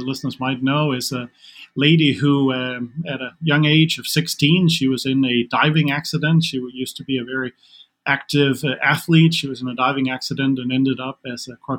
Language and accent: English; Denmark; English is a second language; moved away as an adult; now in United States; I am from Denmark originally, so in case any of the listeners are wondering about my accent, that's where it's coming from